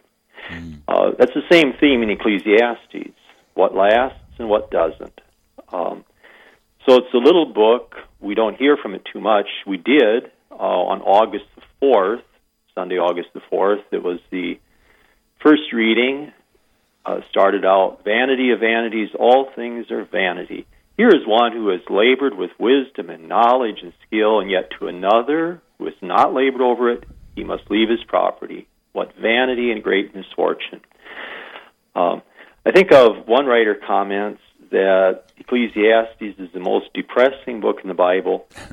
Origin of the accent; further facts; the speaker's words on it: Iowa, United States; moved away as an adult; now in Wagner, United States; I'm an import from Iowa.